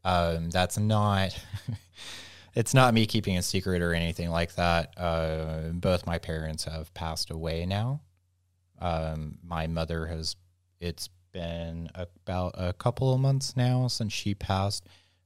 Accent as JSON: {"language": "English", "region": "the South", "country": "United States", "tie": "born or raised there", "said": "And I think growing up in the South, that was..."}